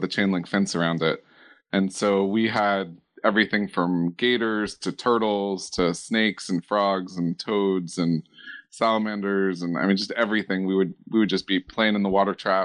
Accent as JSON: {"language": "English", "town": "Miami", "region": "Florida", "country": "United States", "tie": "born or raised there", "also_born_or_lived": "Gainesville, Florida", "lives_now": "West Palm Beach, United States", "said": "I grew up down in Miami and lived in the kind of like the north end of Dade County"}